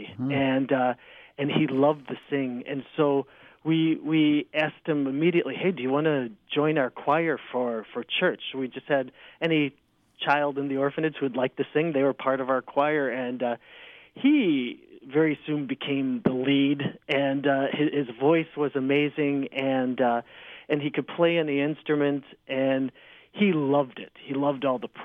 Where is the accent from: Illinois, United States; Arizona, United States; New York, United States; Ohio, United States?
Illinois, United States; Chicago; also born or lived in Joliet; I was born and raised in Chicago, in the Church of Chicago